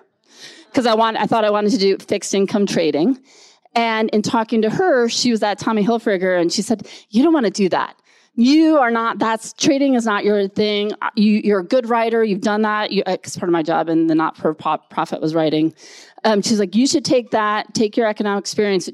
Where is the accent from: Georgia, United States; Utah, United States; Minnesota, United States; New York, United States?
Minnesota, United States; Rochester; I grew up in Rochester, Minnesota.